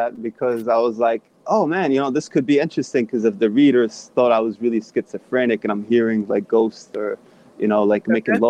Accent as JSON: {"language": "English", "town": "Long Beach", "region": "New York", "country": "United States", "tie": "born or raised there", "also_born_or_lived": "Bronx, New York", "said": "I grew up in Long Beach, right on Franklin Boulevard."}